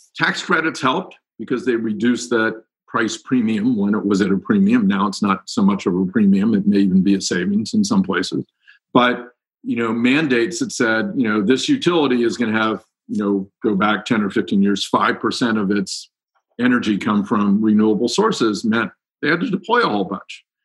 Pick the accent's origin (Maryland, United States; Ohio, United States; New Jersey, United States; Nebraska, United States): Ohio, United States; Cincinnati; moved away as an adult; I grew up in Cincinnati